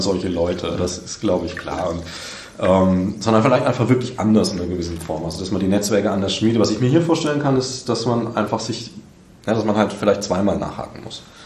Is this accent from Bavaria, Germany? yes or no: yes; Bavaria, Germany; now in Saxony, Germany; ich komme aus Bayern